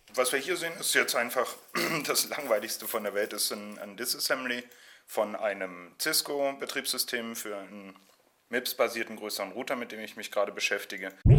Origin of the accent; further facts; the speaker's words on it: Berlin, Germany; ich in Ostberlin aufgewachsen bin